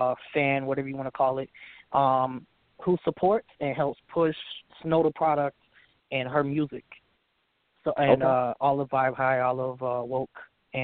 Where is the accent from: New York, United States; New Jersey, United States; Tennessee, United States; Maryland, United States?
Tennessee, United States; Memphis; So, like, nobody believes I'm from Memphis, basically. I don't sound like I'm from Memphis. I don't talk like I'm from Memphis.